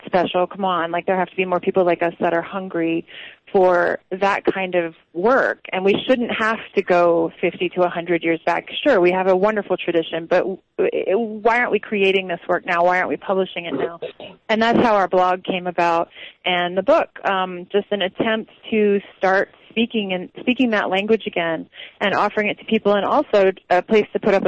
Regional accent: New Orleans, Louisiana, United States; I was born in New Orleans

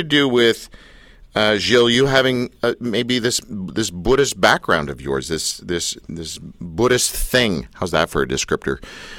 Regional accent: Canada; and I'm a Canadian

